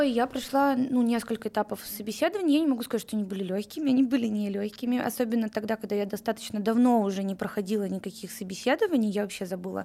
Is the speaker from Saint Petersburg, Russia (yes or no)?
yes; Saint Petersburg, Russia; moved away as an adult; now in Moscow, Russia; Да, я родилась в Петербурге и всю свою карьеру там строила